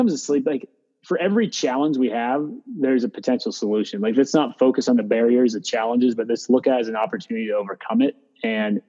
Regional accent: Meadville, Pennsylvania, United States; moved away; I'm from Western Pennsylvania, a small town called Meadville.

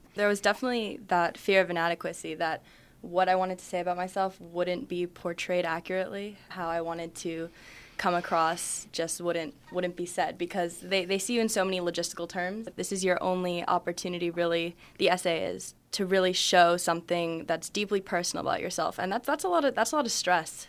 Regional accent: United States; I'm half Japanese, half Irish, so I've been to Ireland a lot. I go to Little Tokyo all the time, but, you know, I'm a, I'm American

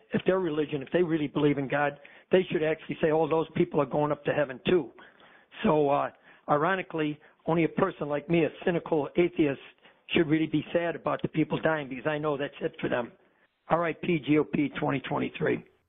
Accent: Maine, United States; I'm from Maine, man. It's been hard up here

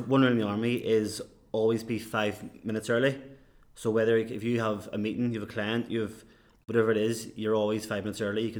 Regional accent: Cork, Munster, Ireland; accent: Belfast; now in Belfast, United Kingdom; I was born in Belfast and I spent most of my life growing up in Cork.

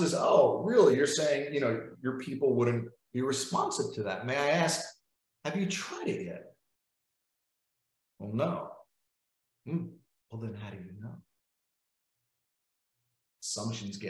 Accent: New York, United States; I'm from New York.

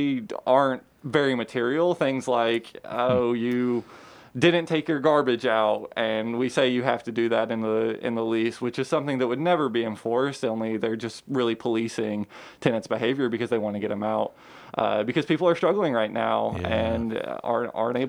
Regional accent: Georgetown, Kentucky, United States; also born or lived in Lexington, Kentucky; I grew up in Georgetown

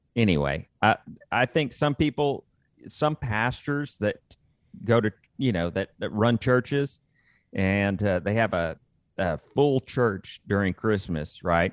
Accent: Austin, Texas, United States; I grew up in and around Austin, Texas

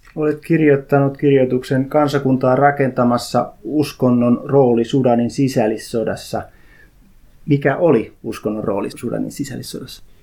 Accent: Häme, Tavastia, Finland; also born or lived in South Ostrobothnia (parents); now in Uusimaa, Finland; hämäläinen, koska olen syntynyt Hämeessä, vai uusmaalainen, koska asun uudella maalla?

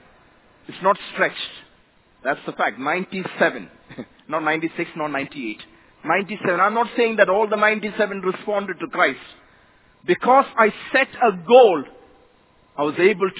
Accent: Kerala, India; first language Malayalam; English is a second language; moved away as an adult; now in Mumbai, India; I come from a very small village down south state of Kerala in India.

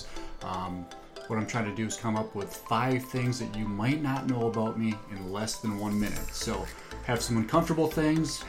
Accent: North Dakota, United States; Told him I was from North Dakota.

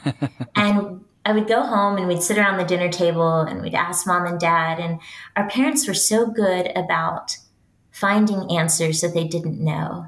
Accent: West Texas, United States; I am a Texan and I'm proud of it. I grew up in West Texas.

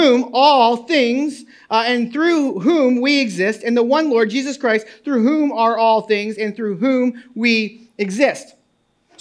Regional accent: New England, United States; now in New Jersey, United States; I grew up in New England, a conservative Baptist church

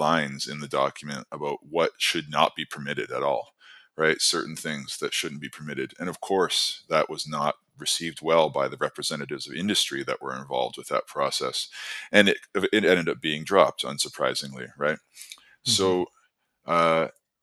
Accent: Canada; moved away as an adult; now in Ireland; I'm Canadian, but I moved to Ireland last year for work.

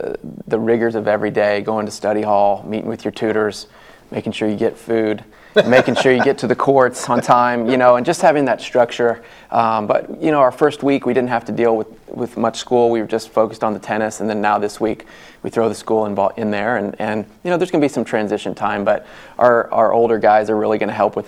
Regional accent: Amarillo, Texas, United States; moved away as an adult; also born or lived in Florida; now in Norman, United States; I grew up in Amarillo, Texas, Big 12, went to the University of Texas, so I kind of grew up in this area

